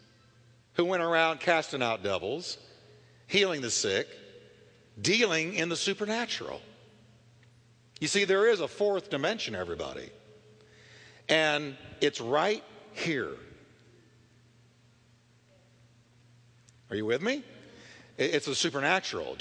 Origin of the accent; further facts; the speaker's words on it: Richardson, Texas, United States; now in Fort Worth, United States; I was raised in Richardson, Texas